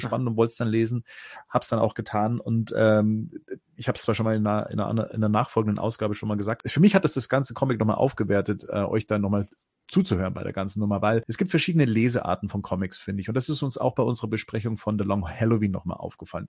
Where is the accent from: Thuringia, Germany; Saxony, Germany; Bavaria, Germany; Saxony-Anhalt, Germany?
Bavaria, Germany; Munich area; ich komme aus dem Münchner Raum